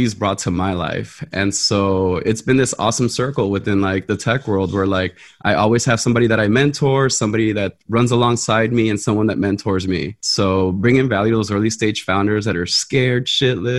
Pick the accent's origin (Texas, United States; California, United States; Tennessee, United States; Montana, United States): California, United States; Los Angeles; I grew up in South Central